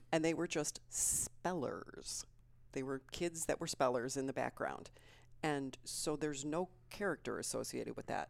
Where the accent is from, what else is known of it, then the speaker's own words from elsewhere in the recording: Plainfield, Illinois, United States; also born or lived in Aurora, Colorado; I grew up in Plainfield, Illinois